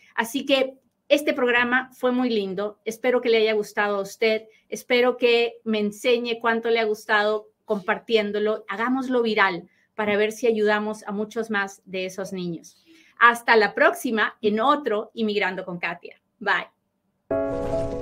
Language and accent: Spanish; Peru; hablo bien rápido porque soy bien peruana